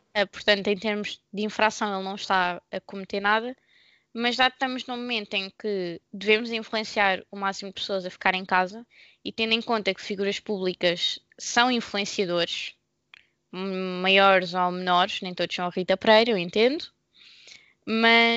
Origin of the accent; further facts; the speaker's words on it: Portugal; Eu sou portuguesa